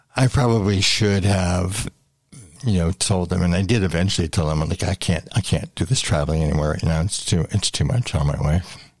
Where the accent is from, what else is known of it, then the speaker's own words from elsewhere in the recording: London, Ontario, Canada; also born or lived in Thorndale, Ontario; I was born in London, Ontario, and I grew up actually uh, for the first 16 years of my life in the country. My grandfather had a farm